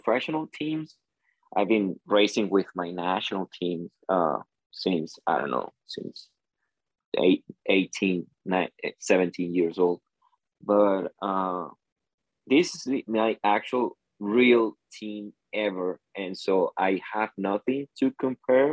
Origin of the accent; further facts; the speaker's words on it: Venezuela; I'm from Venezuela.